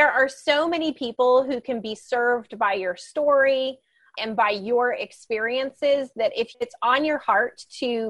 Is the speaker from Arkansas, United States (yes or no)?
no; Georgia, United States; I was born in Georgia